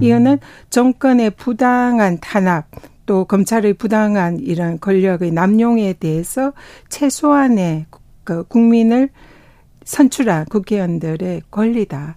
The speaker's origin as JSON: {"language": "Korean", "country": "South Korea", "tie": "born or raised there", "also_born_or_lived": "Tongyeong / Busan", "said": "저는 뭐 통영과 부산에서 태어나고 자라서 바다의 딸이다"}